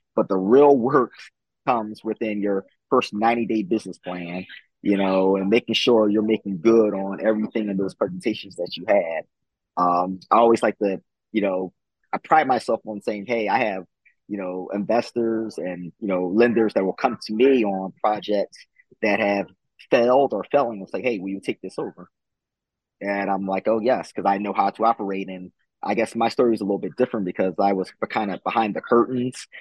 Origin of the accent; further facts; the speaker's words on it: Philadelphia, Pennsylvania, United States; also born or lived in Louisiana; born and raised in Philadelphia